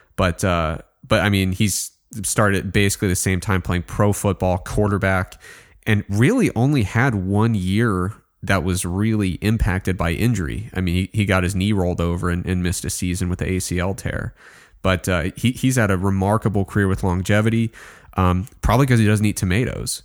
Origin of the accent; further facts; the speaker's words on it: Midwest, United States; I grew up in the Midwest, simple kid.